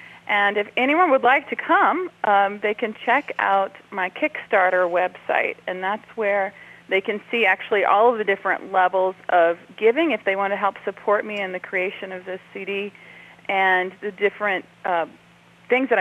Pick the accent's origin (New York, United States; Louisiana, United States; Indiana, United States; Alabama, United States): Louisiana, United States; New Orleans; I am from New Orleans, and music was all around me growing up